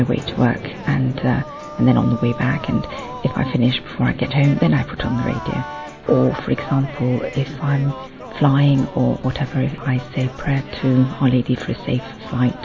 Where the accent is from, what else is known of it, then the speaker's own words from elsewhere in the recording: London, United Kingdom; I'm from London